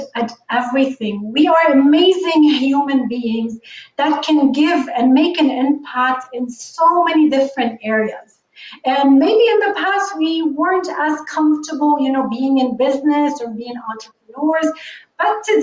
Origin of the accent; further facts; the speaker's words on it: Lebanon; moved away as an adult; now in North America; I grew up in the Middle East. I grew up in Lebanon.